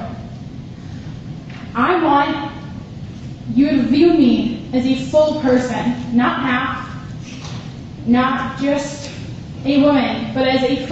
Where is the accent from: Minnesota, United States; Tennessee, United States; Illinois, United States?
Minnesota, United States; Farmington; I grew up in Farmington